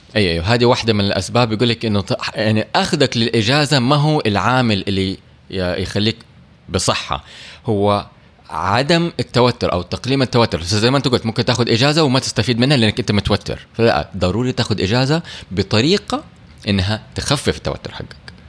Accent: Saudi Arabia; عندنا في السعودية

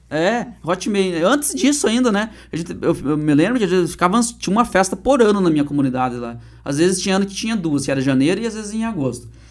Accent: Turvo, Paraná, Brazil; also born or lived in Guarapuava; eu sou nascido aqui em Guarapuava, uhum. aqui no Hospital Nossa Senhora de Belém. Mas eu sempre brinco assim, que eu só nasci no hospital aqui, mas no outro dia de manhã uhum. já meu pai, Pedro, minha mãe Ivone me colocaram dentro de um Fusca que meu pai tinha na época, e já me levaram lá pro, pro interior de Turvo

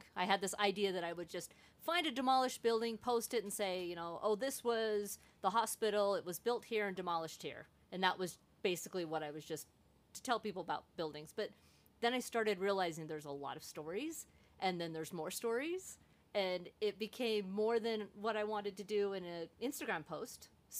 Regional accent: Salt Lake City, Utah, United States; I grew up here, and I learn things all the time.

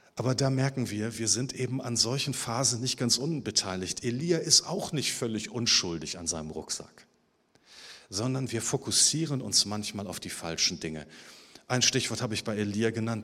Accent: Hamburg, Germany; Ich bin ja im Süden Hamburgs geboren

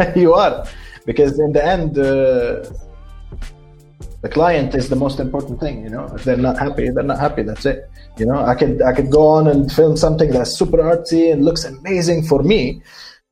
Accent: Lebanon; moved away; my hometown in Lebanon

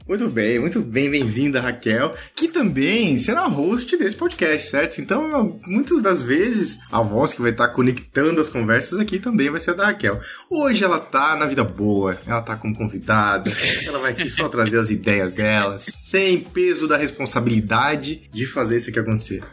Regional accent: Santa Catarina, Brazil; also born or lived in Blumenau, Santa Catarina; sou catarinense, moro aqui em Blumenau, em Santa Catarina.

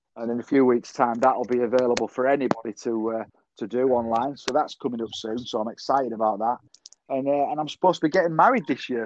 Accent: Selby, Yorkshire and the Humber, United Kingdom; I'm opening a cafe um, in my hometown, Selby

